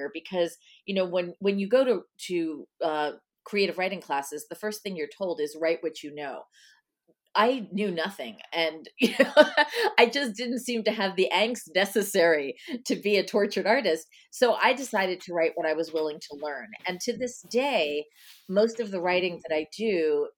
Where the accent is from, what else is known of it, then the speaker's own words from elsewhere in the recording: Nesconset, New York, United States; I grew up on Long Island.